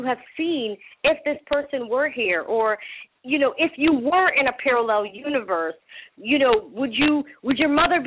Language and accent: English; Massachusetts, United States; first language Spanish; English is a second language; also born or lived in Panama; now in California, United States; I grew up in Massachusetts